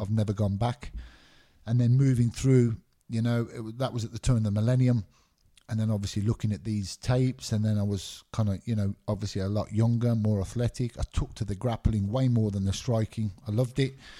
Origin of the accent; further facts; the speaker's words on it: Birmingham, West Midlands, United Kingdom; also born or lived in Glasgow, Scotland; I lived there till I was nine years old. Both my parents are Scottish. My mum remarried, moved to England when I was nine years old, nine or ten years old, and I grew up in England.